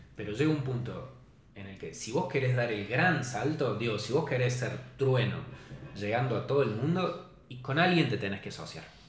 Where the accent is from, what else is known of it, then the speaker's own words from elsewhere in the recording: Córdoba, Argentina; Hay mucha gente que piensa que somos de Buenos Aires. Y nos pregunta, ¿cuándo van a volver a Córdoba?